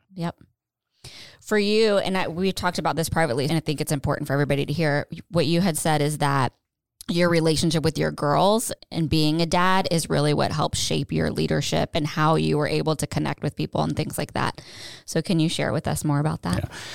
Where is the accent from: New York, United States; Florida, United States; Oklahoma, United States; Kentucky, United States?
Florida, United States; Tampa; moved away as an adult; also born or lived in Pennsylvania; now in North Carolina, United States; I grew up in Tampa, not the safest.